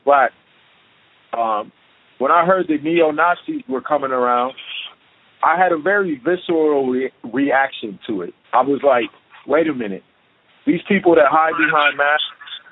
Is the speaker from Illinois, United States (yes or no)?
yes; Chicago, Illinois, United States; now in Portland, United States; growing up in Chicago